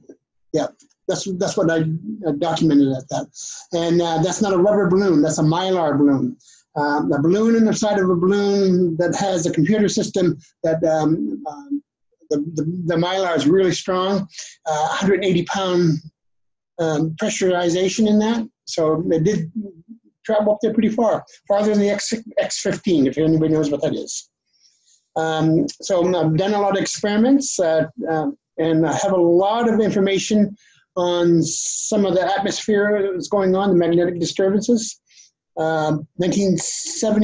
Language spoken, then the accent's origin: English; Maine, United States; also born or lived in Canada; I was born and raised in Maine